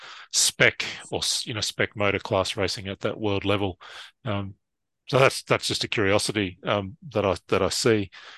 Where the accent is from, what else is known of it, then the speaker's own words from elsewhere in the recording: Australia; somewhere like Australia, where, you know, we could spend 20 hours in the car to get from, you know, my hometown to a race in Melbourne